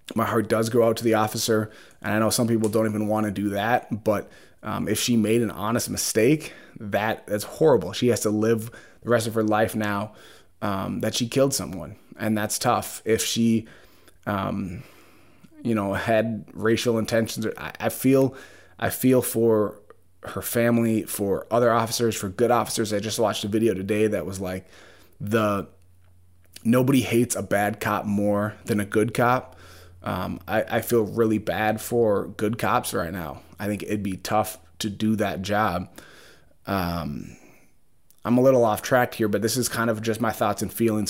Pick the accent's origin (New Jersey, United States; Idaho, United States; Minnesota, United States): Minnesota, United States; Brooklyn Park; I grew up in Brooklyn Park, Brooklyn Center